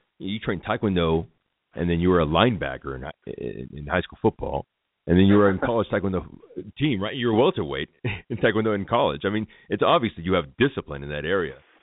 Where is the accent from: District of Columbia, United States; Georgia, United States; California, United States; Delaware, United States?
California, United States; Los Angeles; moved away as an adult; now in Colorado, United States; I was born in L.A.